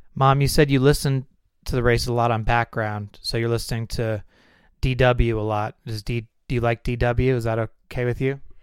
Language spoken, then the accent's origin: English; California, United States; when we were growing up in California